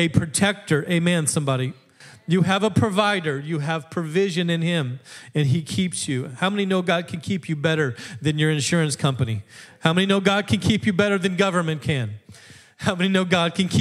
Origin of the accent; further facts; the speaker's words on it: Alaska, United States; moved away as an adult; now in Wisconsin, United States; I grew up in Alaska from 12 on, and then I came out for college where I met the lovely and talented Sarah, and that's how I ended up in Wisconsin